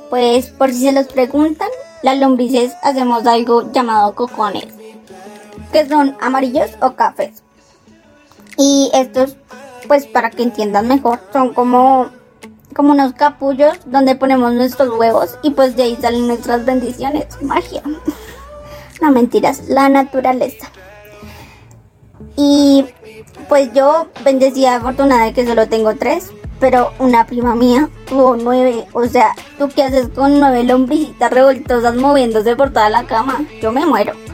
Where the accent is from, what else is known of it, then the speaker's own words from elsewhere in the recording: Antioquia, Colombia; Por eso vengo desde Antioquia para acá a, que me escuchen.